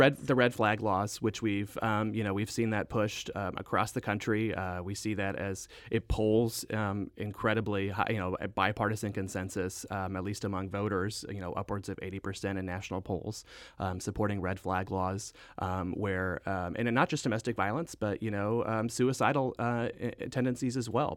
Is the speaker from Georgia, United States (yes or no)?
no; Southwest Missouri, United States; also born or lived in Saint Louis; I grew up in Southwest Missouri. I went to high school at Skyline High School in Hickory County, Missouri